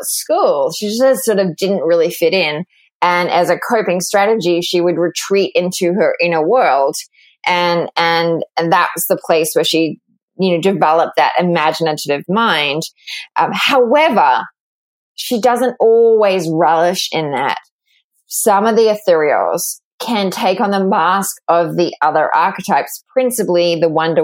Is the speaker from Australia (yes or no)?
yes; Australia; accent: Australian; moved away as an adult; also born or lived in London, United Kingdom; now in New York, United States; I grew up in Australia